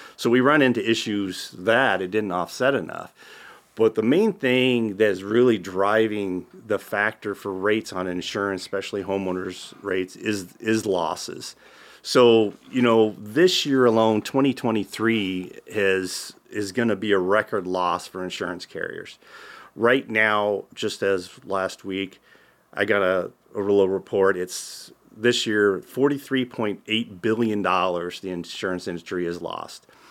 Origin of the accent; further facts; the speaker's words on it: Tabor, Iowa, United States; also born or lived in Council Bluffs, Iowa; I actually worked in a insurance office when in high school in Tabor, Iowa, where I'm from originally